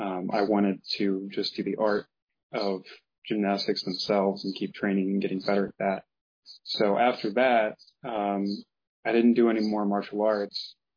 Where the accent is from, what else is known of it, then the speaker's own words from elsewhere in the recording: Midwest, United States; On top of the fact that, again, I mentioned I grew up in the Midwest. There's not much in terms of like a genuinely good teacher around here.